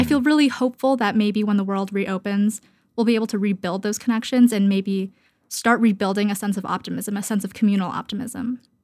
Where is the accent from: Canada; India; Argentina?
Canada; moved away as an adult; now in Brooklyn, United States; I am Canadian